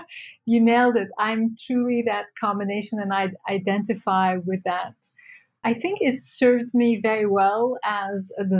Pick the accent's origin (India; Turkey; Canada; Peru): Turkey; now in New York, United States; So I feel like growing up in Turkey gave me this sense of, on one hand, being very secular, like Turkey is a secular country, but it has become more and more religious.